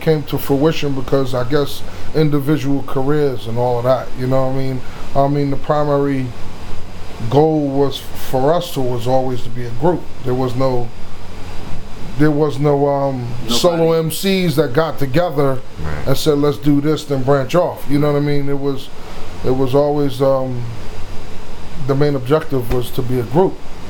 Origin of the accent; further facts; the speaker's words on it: New York City, New York, United States; moved away; also born or lived in Long Island; I'm originally from Brooklyn.